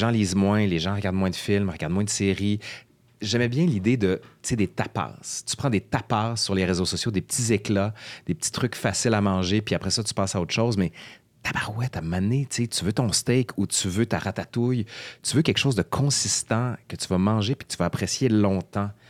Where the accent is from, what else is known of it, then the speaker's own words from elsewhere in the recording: Quebec City, Quebec, Canada; Moi, en fait, je viens de Québec, mais ma mère est française